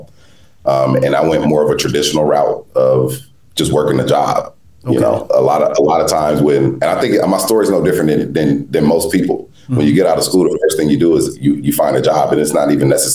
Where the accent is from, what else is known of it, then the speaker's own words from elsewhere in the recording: South Carolina, United States; I grew up in South Carolina, raised by my grandmother